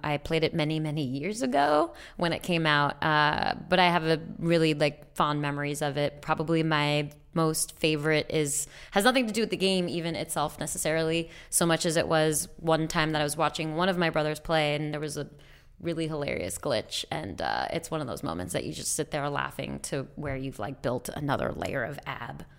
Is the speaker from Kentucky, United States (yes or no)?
no; New York, United States; moved away; I could say that I'm from New York